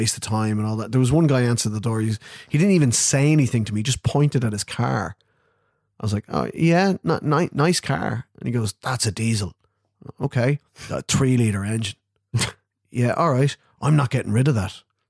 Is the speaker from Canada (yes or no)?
no; Ireland; I've heard it described as the Irish equivalent of cricket.